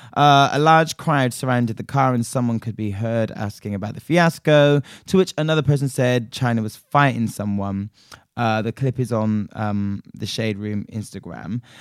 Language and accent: English; Nigeria; my home country of Nigeria